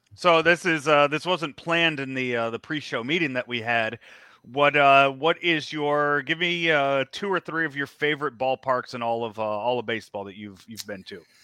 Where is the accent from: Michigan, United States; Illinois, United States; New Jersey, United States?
Illinois, United States; Chicago; as a kid growing up in the South Side of Chicago